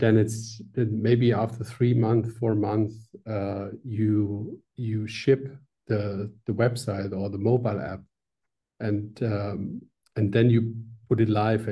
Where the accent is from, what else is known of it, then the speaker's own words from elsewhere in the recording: Swabia, area of Stuttgart, Baden-Württemberg, Germany; now in Switzerland; this is a Swabian from south of Germany, just a part where I come from